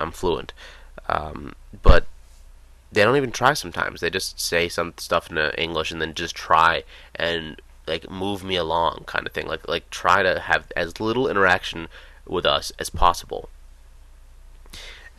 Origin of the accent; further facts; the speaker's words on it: United States; we're big American guys